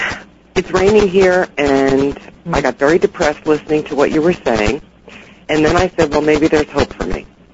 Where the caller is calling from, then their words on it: New Jersey, United States; New Jersey.